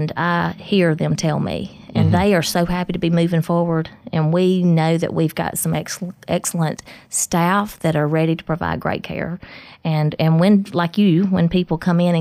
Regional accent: Smith County, Mississippi, United States; moved away as an adult; also born or lived in Jackson, Mississippi; I'm from Smith County, so I've worked up in Jackson for 21 years, lived up there a long time, and happy to be back

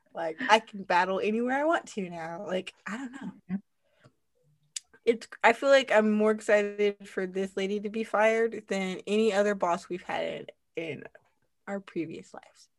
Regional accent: United States; moved away; I was a little bit embarrassed to be American

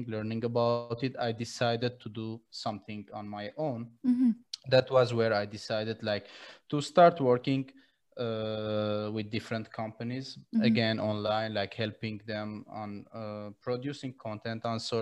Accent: Syria; moved away as an adult; now in Armenia; I was born in Syria in 2004, created to Armenia because of the war in Syria

